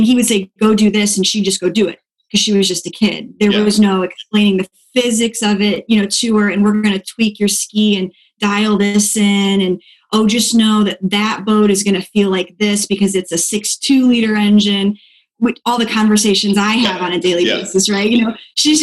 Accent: Dixon, Illinois, United States; also born or lived in Pensacola, Florida; now in Florida, United States; I am from a really small town outside of Chicago called Dixon. Northern Illinois

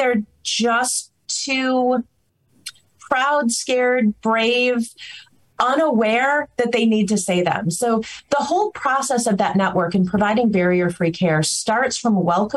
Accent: Alaska, United States; I'm from Alaska, and we have a huge landmass state

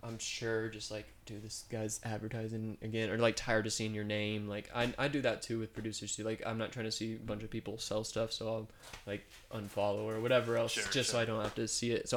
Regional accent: Danville, Illinois, United States; now in Colorado Springs, United States; I grew up in Illinois, in Danville, Illinois, and it was pretty rough.

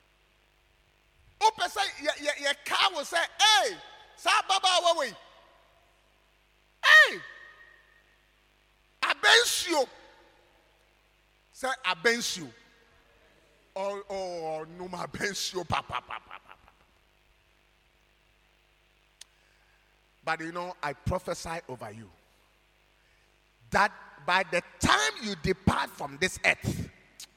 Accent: Ghana; you say you are a Ghanaian

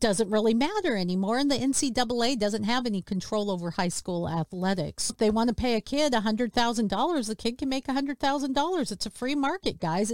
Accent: Seattle, Washington, United States; my hometown

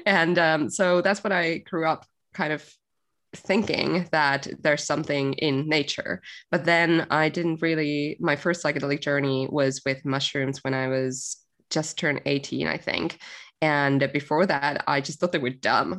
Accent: Finland; moved away; I grew up in Finland, for anyone thinking where the hell is her accent from?

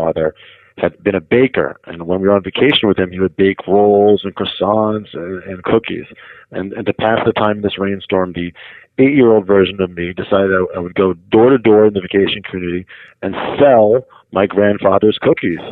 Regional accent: Newton, Massachusetts, United States; I grew up in Newton, Massachusetts, which was a suburb about 20 minutes outside of Boston

